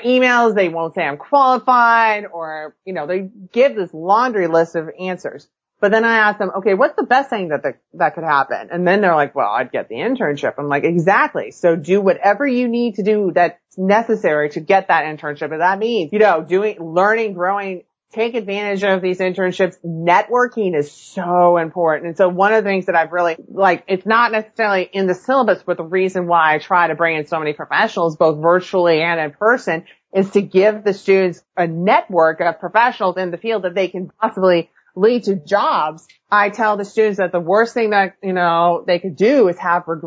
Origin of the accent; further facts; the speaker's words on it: California, United States; moved away; I grew up in California